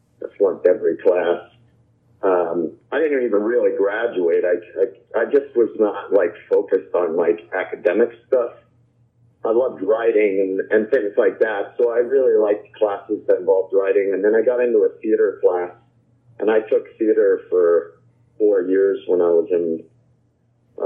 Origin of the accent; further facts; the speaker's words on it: Winthrop, Maine, United States; moved away as an adult; also born or lived in New Hampshire; I grew up in Maine, like kind of like central Maine, just outside of the capital